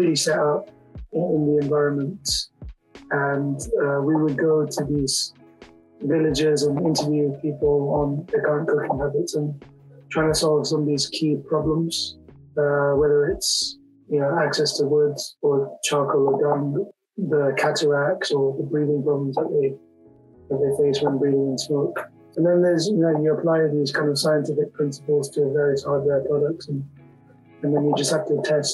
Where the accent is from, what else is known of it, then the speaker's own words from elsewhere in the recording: London, United Kingdom; the village I was staying in was just a million miles away from where I grew up in London.